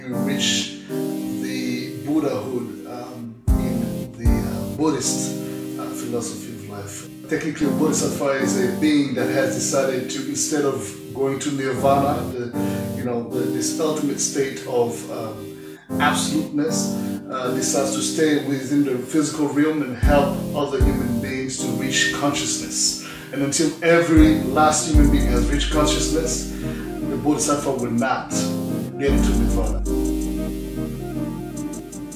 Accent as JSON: {"language": "English", "town": "Bria", "region": "Haute-Kotto", "country": "Central African Republic", "tie": "born or raised there", "also_born_or_lived": "Bangui, Central African Republic", "moved": "as an adult", "said": "I was born in Bangui. It's actually the capital city of the Central African Republic, which is the name of the country, Central African Republic, in the heart of Africa. And I was raised in Bria"}